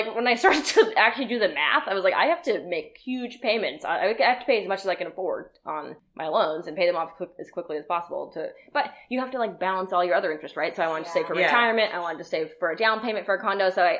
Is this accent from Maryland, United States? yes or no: no; New York, United States; moved away as an adult; also born or lived in Boston; now in Manchester, United States; I'm from New York too.